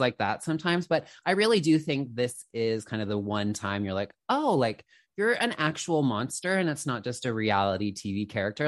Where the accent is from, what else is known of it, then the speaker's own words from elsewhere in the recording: Canada; also born or lived in Toronto; I'm a Canadian girly, I'm in Toronto